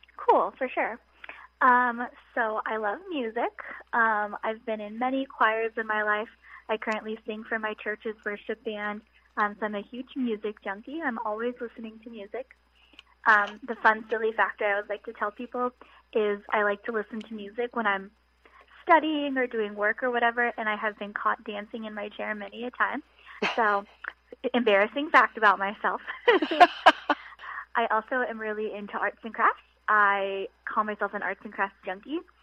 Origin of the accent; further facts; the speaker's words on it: Southern California, United States; moved away as an adult; now in Washington DC, United States; I'm originally from Southern California, so California native